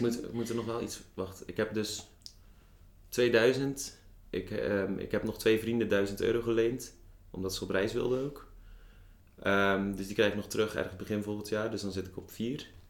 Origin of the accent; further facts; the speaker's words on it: Zeeland, Netherlands; moved away as an adult; now in Tilburg, Netherlands; geboren in Zeeland. acht jaar geleden op mijn achttiende naar Tilburg vertrokken.